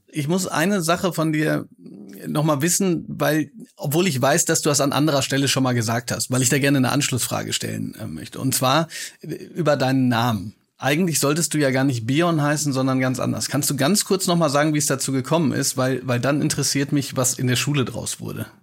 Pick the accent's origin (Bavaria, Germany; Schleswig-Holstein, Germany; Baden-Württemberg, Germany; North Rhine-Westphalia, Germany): North Rhine-Westphalia, Germany; Hagen; moved away; also born or lived in Bochum; ich trage ja sozusagen auch noch ein bisschen Liebe äh, für meine Heimat. Ich weiß nur, ich bin immer von Bochum nach Hagen gefahren